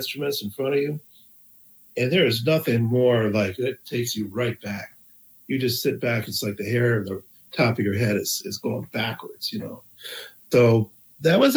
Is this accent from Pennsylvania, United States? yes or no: no; East Lansing, Michigan, United States; moved away as an adult; also born or lived in Rochester, New York; now in New York, United States; I grew up in East Lansing, Michigan.